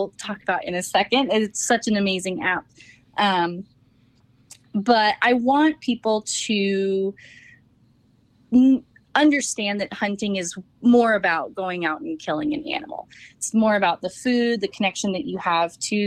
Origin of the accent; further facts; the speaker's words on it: Napa, California, United States; now in Colorado, United States; I grew up in Napa